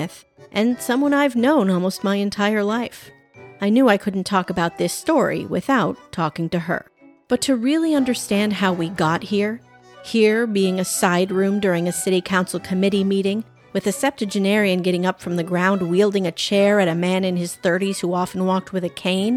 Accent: Thief River Falls, Minnesota, United States; born or raised there

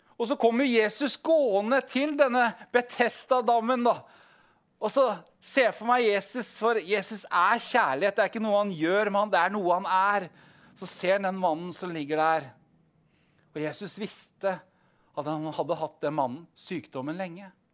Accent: Southern Norway, Norway; Vi er jo søringer

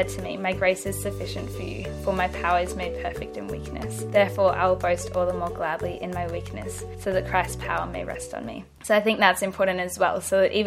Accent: Brisbane, Queensland, Australia; also born or lived in Gold Coast; When I started high school, we moved from Brisbane to the Gold Coast

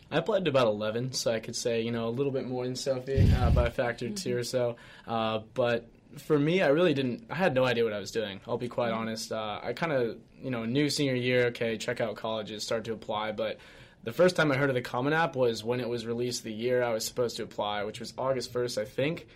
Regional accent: Colorado, United States; moved away; I'm originally from Colorado

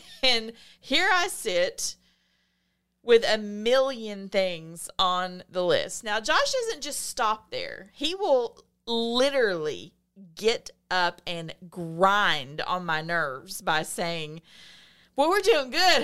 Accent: the South, United States; accent: Southern

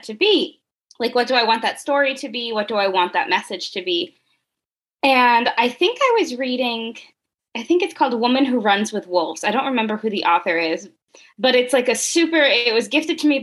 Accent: Richmond, Virginia, United States; moved away as an adult; also born or lived in Elon, North Carolina; now in San Diego, United States; I grew up in Richmond, Virginia, one of the least Latino places that I've ever been

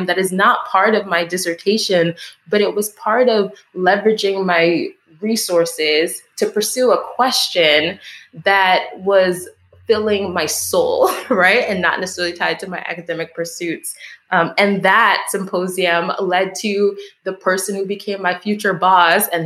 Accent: East Coast, United States; moved away as an adult; also born or lived in Chicago; now in Milwaukee, United States; the Haitian community that I grew up with on the East Coast

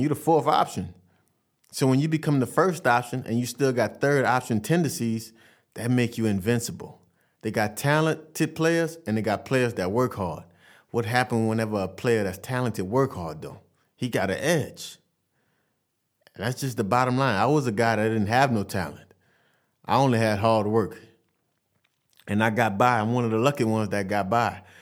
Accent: Vassar, Louisiana, United States; I'm from Vassar, Louisiana.

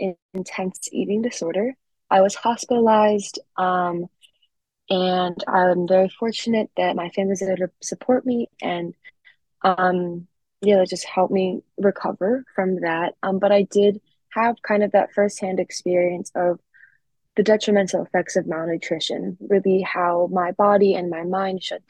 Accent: Philadelphia, Pennsylvania, United States; I'm from Philadelphia, and there is a really large contrast between different neighborhoods. I come from a really well-off neighborhood

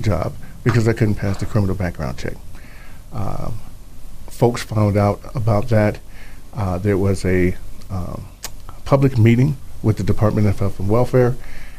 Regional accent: Chicago, Illinois, United States; now in Idaho, United States; I'm originally from Chicago.

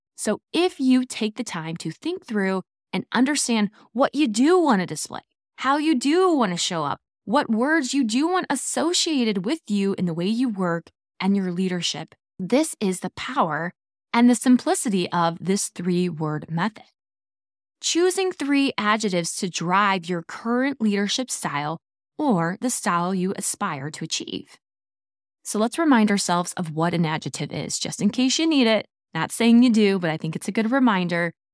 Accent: Midwest, United States; I am from the Midwest

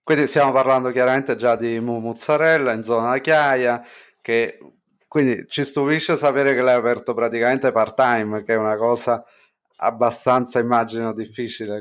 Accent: Naples, Campania, Italy; Noi, essendo napoletani

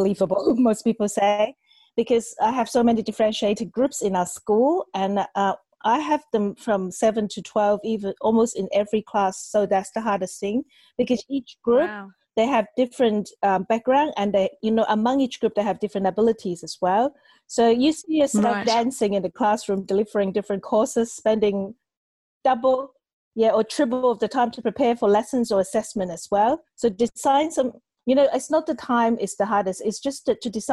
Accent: Hong Kong; also born or lived in China; I was born in China. I grew up in Hong Kong.

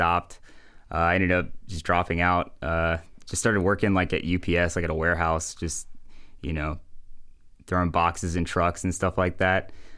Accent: Hebron, Kentucky, United States; Yeah, so I grew up in Hebron, Kentucky, which is pretty close to here, about 30 minutes away. I went to Connor High School.

